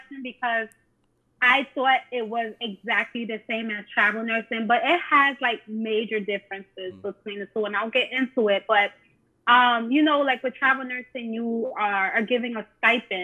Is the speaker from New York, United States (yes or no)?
yes; New York City, New York, United States; moved away as an adult; now in California, United States; I was born and raised in New York City, specifically the Bronx, New York